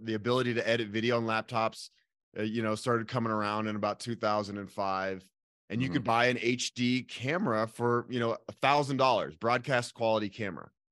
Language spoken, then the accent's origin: English; Boulder, Colorado, United States; I am born and raised in Boulder, Colorado